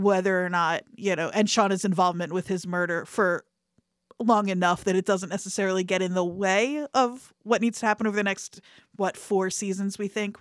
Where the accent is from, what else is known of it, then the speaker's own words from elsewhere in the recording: Camden County and Burlington County, New Jersey, United States; I grew up in Camden County and Burlington County